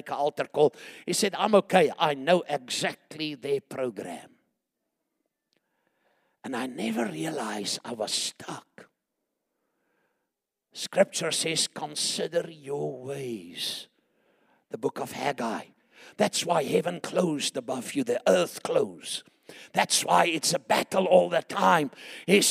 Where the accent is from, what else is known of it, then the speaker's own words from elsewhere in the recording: Chingola, Copperbelt Province, Zambia; moved away; I was born in Shingola and Zambia, Northern Rhodesia.